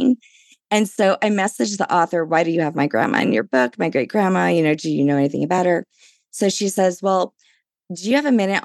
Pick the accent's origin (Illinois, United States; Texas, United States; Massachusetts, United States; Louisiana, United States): Louisiana, United States; New Orleans; I'm from New Orleans